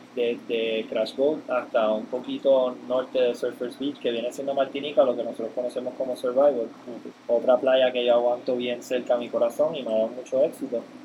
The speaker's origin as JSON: {"language": "Spanish", "country": "Puerto Rico", "also_born_or_lived": "Hawaii", "moved": "as an adult", "said": "hace 14 años pues nos compramos una casa en Puerto Rico"}